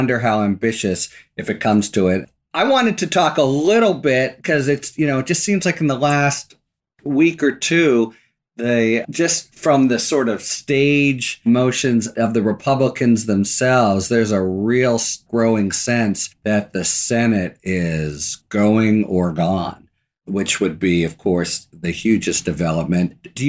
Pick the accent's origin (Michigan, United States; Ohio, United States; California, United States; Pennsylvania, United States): Pennsylvania, United States; I'm from Western Pennsylvania. I love that moment.